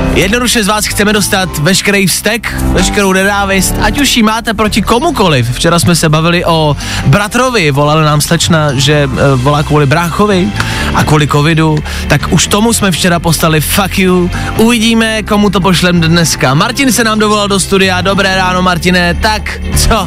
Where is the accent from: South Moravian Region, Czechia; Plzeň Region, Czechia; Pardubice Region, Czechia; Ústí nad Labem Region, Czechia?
Plzeň Region, Czechia; Plzeň; Já jsem kluk z Plzně